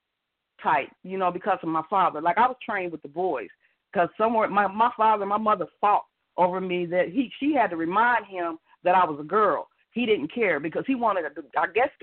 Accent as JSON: {"language": "English", "region": "the Ohio area", "country": "United States", "tie": "born or raised there", "moved": "yes", "lives_now": "Kentucky, United States", "said": "I grew up in the Ohio area. I'm in Kentucky now"}